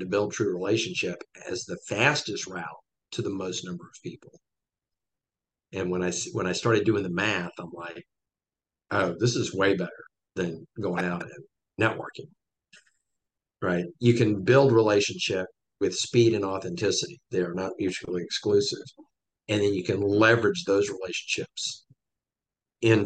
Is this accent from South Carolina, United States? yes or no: yes; Columbia, South Carolina, United States; moved away as an adult; I'm in Columbia, South Carolina, my hometown. I grew up here